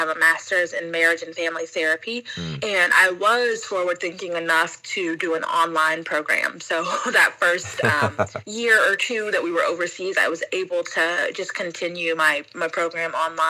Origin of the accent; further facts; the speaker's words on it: Atlanta, Georgia, United States; moved away as an adult; also born or lived in Miami; now in Japan; We're actually both from Atlanta